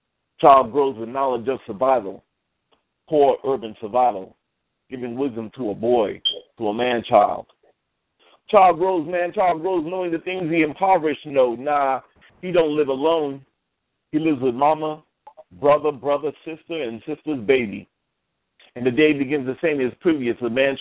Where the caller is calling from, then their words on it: New York, United States; I am calling from New York.